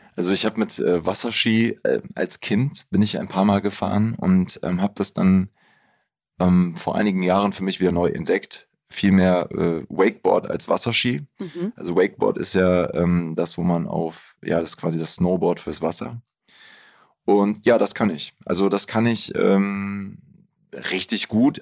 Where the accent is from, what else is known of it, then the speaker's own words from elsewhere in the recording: Bielefeld, North Rhine-Westphalia, Germany; ich bin ja auch in Bielefeld aufgewachsen